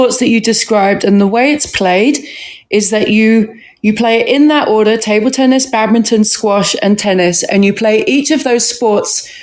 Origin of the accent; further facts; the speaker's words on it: London, United Kingdom; also born or lived in Camberwell / South Norwood / Croydon / Sussex; now in United States; I'm from just south of London, South London, essentially. Born in Camberwell, lived in South Norwood for some time, was in Croydon for some time, and then the northern end